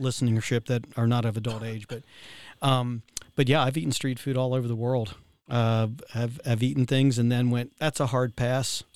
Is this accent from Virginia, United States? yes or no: yes; Virginia, United States; I'm from Virginia